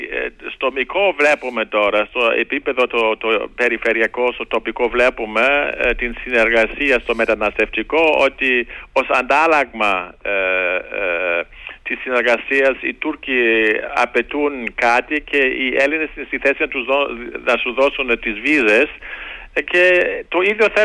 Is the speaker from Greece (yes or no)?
no; Germany; Το λέω και τώρα ως Γερμανός. Και εμείς οι Γερμανοί